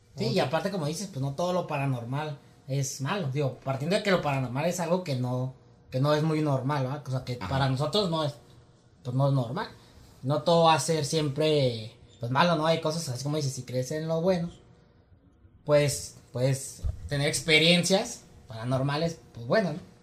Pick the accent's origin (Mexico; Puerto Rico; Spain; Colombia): Mexico; yo crecí en Virreyes